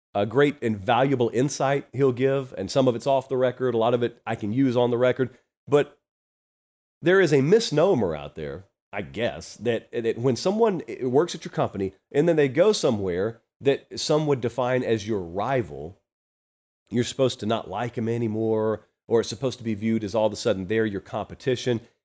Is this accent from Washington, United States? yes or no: no; Georgia, United States; I grew up down in Georgia